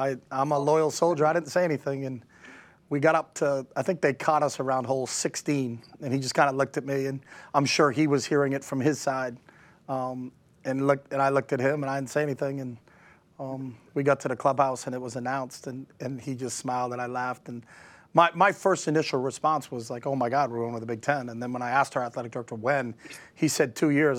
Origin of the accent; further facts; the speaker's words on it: New Hampshire, United States; moved away; We're both from New Hampshire